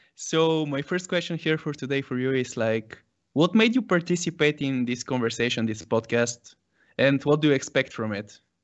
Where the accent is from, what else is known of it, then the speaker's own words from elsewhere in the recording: Sofia, Sofia City, Bulgaria; born and raised in Sofia, Bulgaria